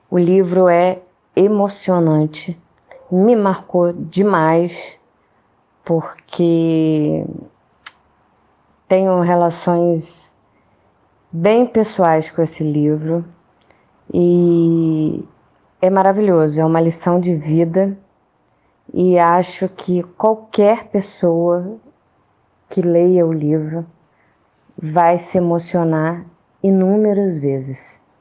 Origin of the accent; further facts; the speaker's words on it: Rio de Janeiro, Brazil; eu sou do Rio